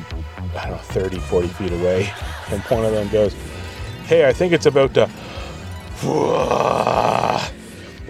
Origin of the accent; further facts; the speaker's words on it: Canada; as a Canadian in America